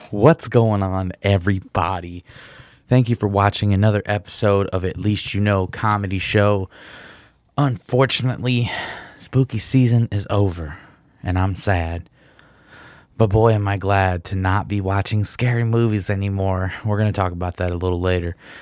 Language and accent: English; Michigan, United States; I'm from Michigan